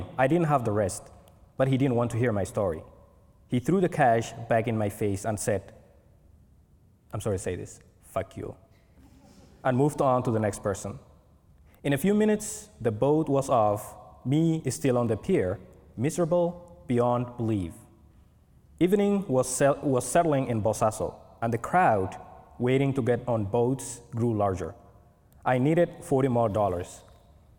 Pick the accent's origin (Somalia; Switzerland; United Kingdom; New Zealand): Somalia; Mogadishu, Banaadir; moved away as an adult; also born or lived in Kenya; now in Portland, United States; growing up in Mogadishu, I have spared a couple of chapters describing what childhood was like in Mogadishu